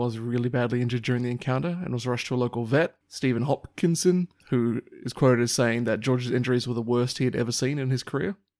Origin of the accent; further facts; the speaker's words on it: Papua New Guinea; moved away; growing up in Papua New Guinea